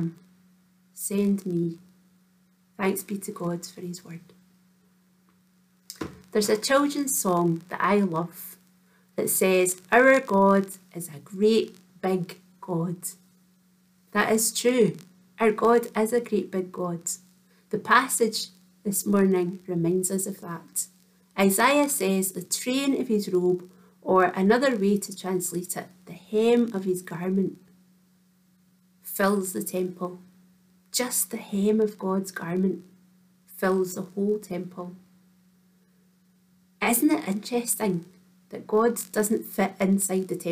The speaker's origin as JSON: {"language": "English", "town": "Kinross", "region": "Scotland", "country": "United Kingdom", "tie": "born or raised there", "said": "Reverend Anne and I went to school together in Kinross"}